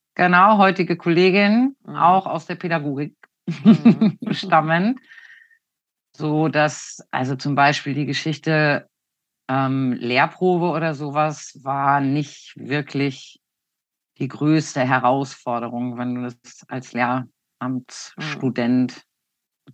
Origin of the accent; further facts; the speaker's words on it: Hanover, Lower Saxony, Germany; Ich komme aus dem Raum Hannover. Da bin ich 1972 geboren